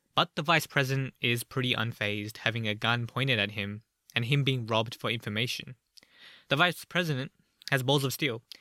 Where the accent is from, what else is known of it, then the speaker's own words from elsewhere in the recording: Australia; I'm from Australia